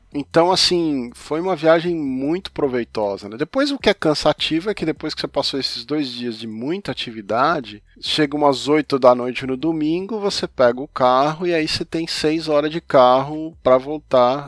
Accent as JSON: {"language": "Portuguese", "region": "São Paulo", "country": "Brazil", "moved": "yes", "lives_now": "Europe", "said": "Eu também sou de São Paulo"}